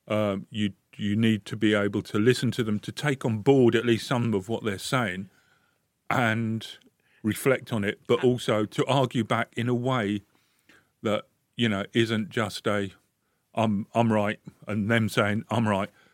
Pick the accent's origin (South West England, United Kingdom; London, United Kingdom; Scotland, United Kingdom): London, United Kingdom; moved away as an adult; now in Bradford, United Kingdom; I came up here from London. I was born and bred in London.